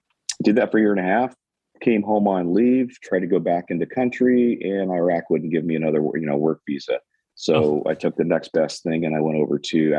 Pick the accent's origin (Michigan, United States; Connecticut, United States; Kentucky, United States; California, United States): California, United States; Colusa; also born or lived in Chico, California; now in Rocklin, United States; Sure. So I was born in California, born in Butte County, Chico, and raised in Colusa. After my dad was in the military, he was in the Air Force, so we traveled around a bit. and then finally settled back down in Colusa and graduated high school there.